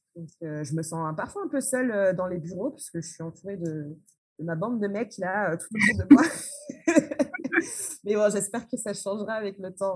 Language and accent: French; France; moved away as an adult; now in Porto-Novo, Benin; je suis née euh, en France dans une famille euh, franco-colombo-béninoise